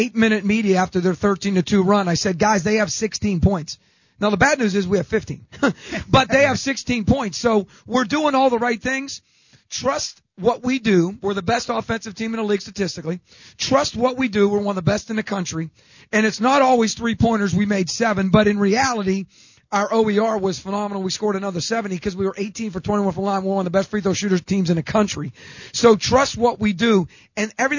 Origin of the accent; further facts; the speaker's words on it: Pittsburgh, Pennsylvania, United States; moved away; I'm from Pittsburgh